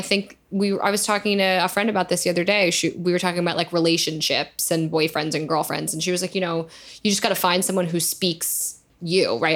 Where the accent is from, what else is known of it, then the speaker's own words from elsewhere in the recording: New York, United States; I'm from there